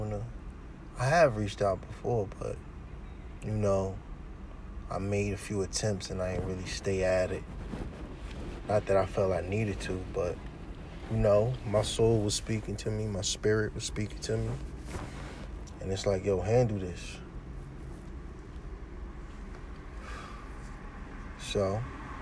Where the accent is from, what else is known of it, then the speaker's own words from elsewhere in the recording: Essex County, New Jersey, United States; I'm from Jersey, Essex County.